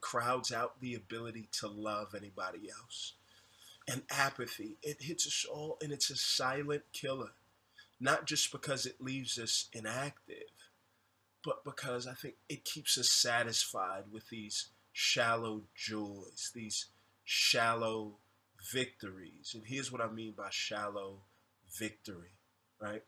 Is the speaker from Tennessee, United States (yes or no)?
no; Houston, Texas, United States; I'm from Houston.